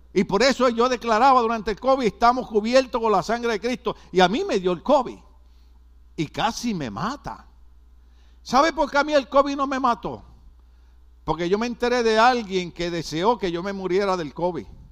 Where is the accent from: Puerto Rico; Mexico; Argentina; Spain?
Puerto Rico; yo soy boricua